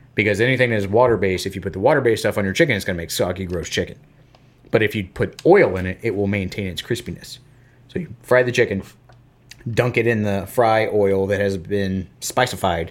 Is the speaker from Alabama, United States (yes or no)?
no; Florida, United States; I'm a guy from Florida